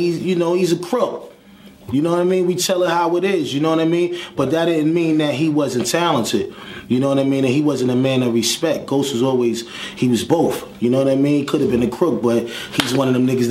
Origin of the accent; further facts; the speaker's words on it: New York City, New York, United States; I'm from Park Hill Projects